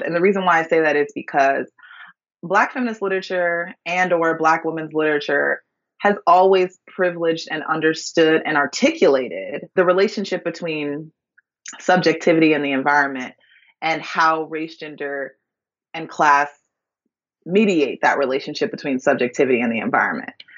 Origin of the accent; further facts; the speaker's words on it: Minneapolis, Minnesota, United States; I grew up in Minneapolis, Minnesota